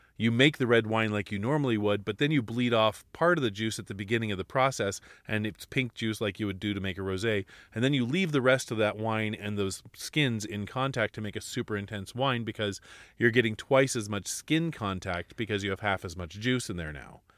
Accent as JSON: {"language": "English", "region": "Alaska", "country": "United States", "tie": "born or raised there", "said": "I was born and raised in Alaska, and we had two months to grow things"}